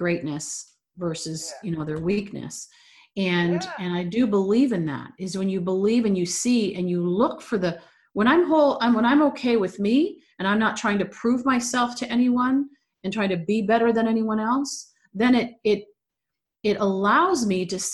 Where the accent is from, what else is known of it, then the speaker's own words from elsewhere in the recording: Toronto, Ontario, Canada; moved away as an adult; also born or lived in Los Angeles, California; now in California, United States; when I moved from Toronto, my hometown, to California